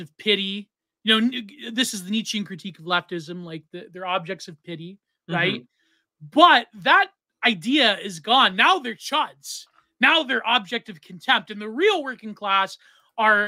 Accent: Canada; I'm Canadian

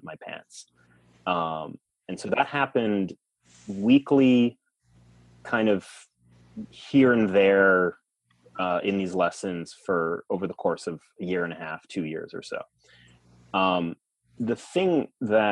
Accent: Long Island, New York, United States; moved away as an adult; also born or lived in New Mexico; I grew up in New York on Long Island.

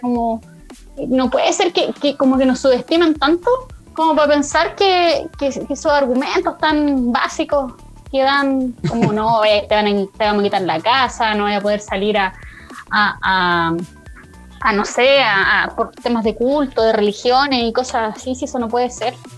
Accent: Parral, Maule, Chile; yo estaba en Parral porque yo soy de Parral

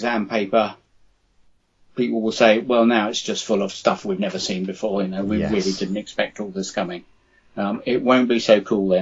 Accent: London, United Kingdom; moved away; South Londoners there. I am one originally

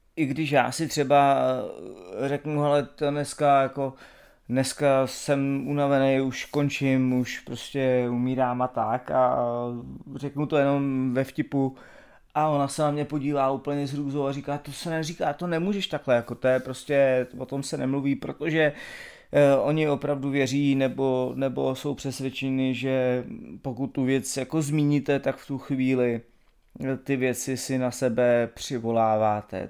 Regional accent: Czechia

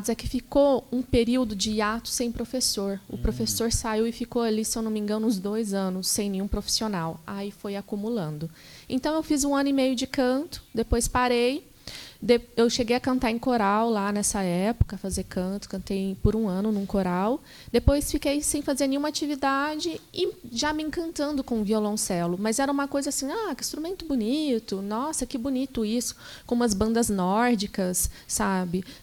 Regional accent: Passos, Minas Gerais, Brazil; Eu sou mineira, sou do sul de Minas, uhum. de uma cidade chamada Passos.

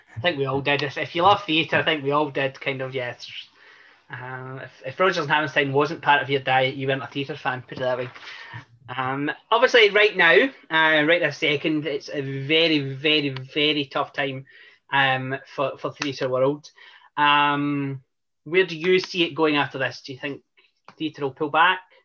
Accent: Scotland, United Kingdom; I'm Scottish

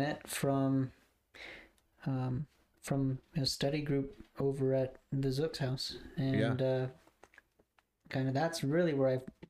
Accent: Goshen, United States; born in Goshen, raised here... There was one point in time where we actually almost moved to Oklahoma, like when I was in eighth or ninth grade.

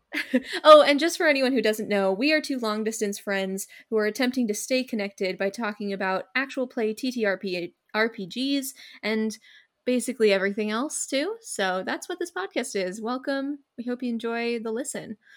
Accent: California, United States; I'm from California

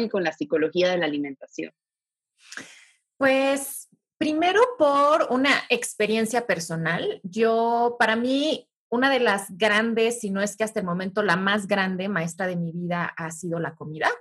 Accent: Mexico; yo como mexicano

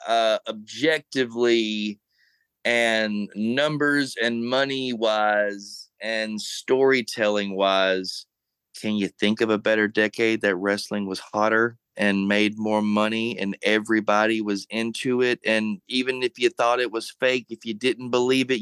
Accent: Monroe, Louisiana, United States; My hometown of Monroe in the 70s

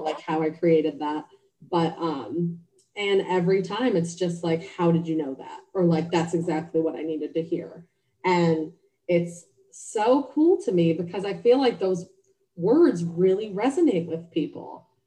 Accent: Cleveland, Ohio, United States; moved away as an adult; also born or lived in Cincinnati, Ohio; now in Charlotte, United States; I'm originally from Cleveland, Ohio. Um, I grew up there

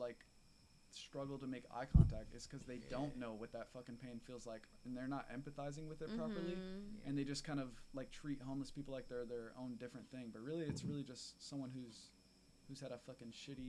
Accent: Broward County, Florida, United States; I'm from fucking Broward County.

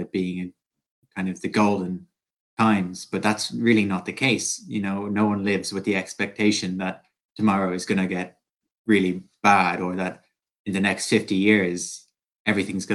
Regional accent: Ireland; I'm an Irish college student

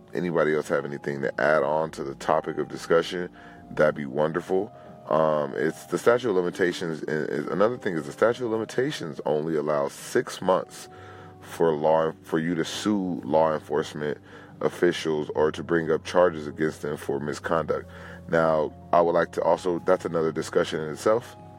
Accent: Los Angeles, California, United States; I am a Los Angeles native, born and raised in California

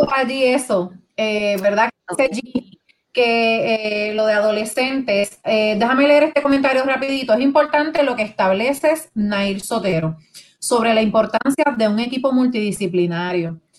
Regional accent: Puerto Rico; Nosotros como puertorriqueños

